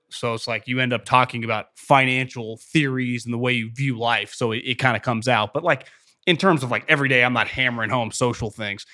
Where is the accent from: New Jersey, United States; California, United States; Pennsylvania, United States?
California, United States; Davis; also born or lived in Fresno / Philadelphia; born and raised in Davis, went to Cal Poly, two years of Fresno, off to Philadelphia